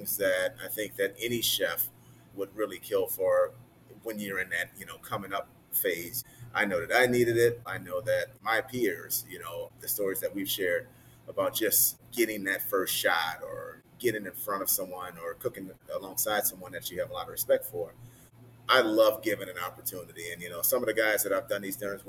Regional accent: the South, United States; now in Chicago, United States; growing up in the South.

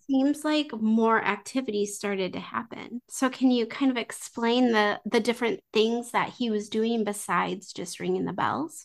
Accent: United States; I'm not French. I'm American

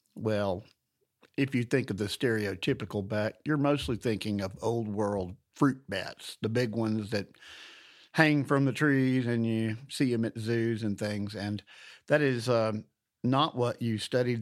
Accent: Louisiana and Alabama, the South, United States; moved away; I grew up in the South and Louisiana and Alabama

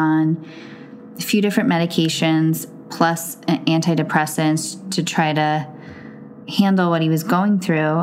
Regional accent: New Jersey, United States; I was born and raised in New Jersey, mm-hmm. a suburb of New York City

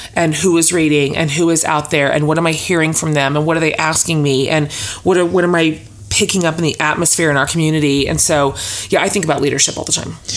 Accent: Kansas, United States; now in Austin, United States; I was born in Kansas

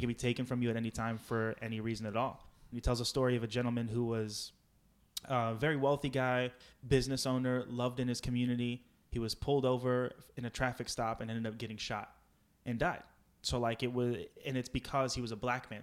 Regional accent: Powhatan, Virginia, United States; moved away as an adult; also born or lived in Los Angeles / Santa Monica; I'm born and raised in Virginia

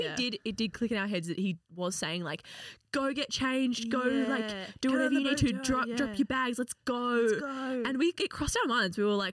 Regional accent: Australia

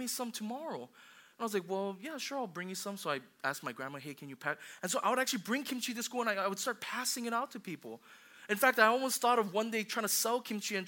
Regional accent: Hawaii, United States; I grew up in Hawaii

